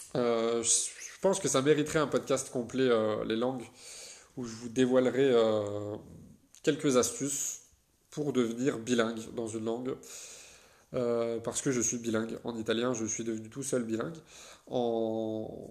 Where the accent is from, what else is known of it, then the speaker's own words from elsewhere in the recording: France; en tant que Français